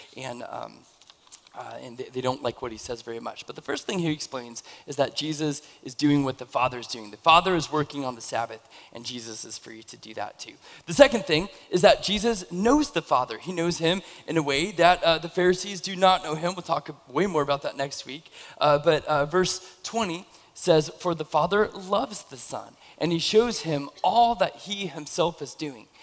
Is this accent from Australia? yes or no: no; Camas, Washington, United States; moved away as an adult; I, I grew up in Camas, and then I moved away for like 15 years, and then I moved back into the area